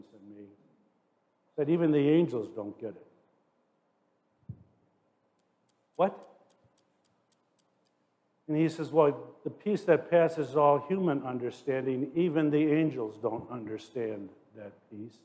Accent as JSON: {"language": "English", "town": "Forest Park", "region": "Illinois", "country": "United States", "tie": "born or raised there", "said": "I grew up in Forest Park, Illinois, suburban Chicago"}